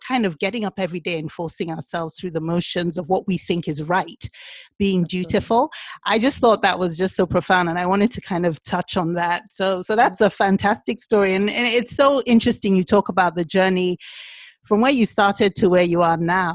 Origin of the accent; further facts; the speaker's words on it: Nigeria; we're Igbo, we're Nigerian